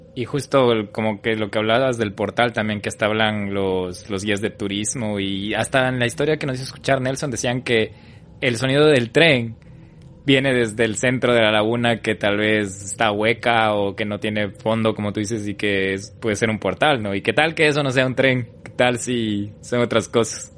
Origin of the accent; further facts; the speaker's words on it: Ecuador; como ecuatoriano